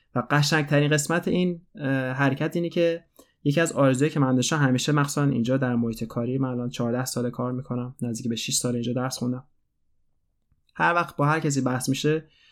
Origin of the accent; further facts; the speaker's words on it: Iran; moved away; من از ایران اومدم و من بزرگ شدن در ایران برای خود من یه فاجعه بود